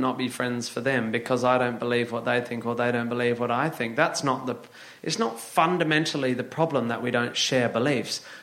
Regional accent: Northampton, East Midlands, United Kingdom; I was born in Northampton

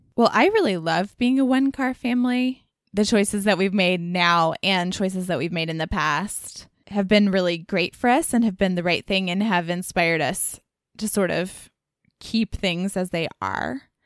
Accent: Dallas, Texas, United States; moved away as an adult; growing up in Dallas

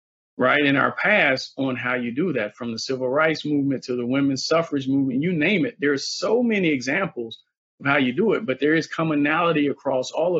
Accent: the South, United States; I'm from the South

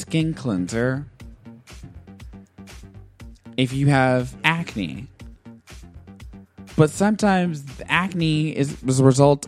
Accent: New York, United States; moved away; I'm from New York

